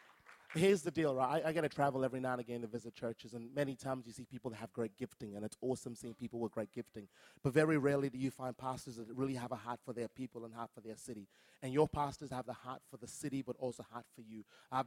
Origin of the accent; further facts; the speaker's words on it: Brisbane, Queensland, Australia; But like I said … I'm from Brisbane.